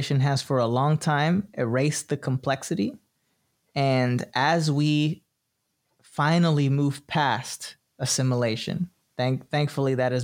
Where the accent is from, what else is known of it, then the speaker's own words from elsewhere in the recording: Detroit, Michigan, United States; moved away; also born or lived in Florida; I was born in Detroit, Michigan. That's where I was born. I was born in a community that was mostly Bangladeshi folks, Polish folks, Black folks. I didn't know other Latinos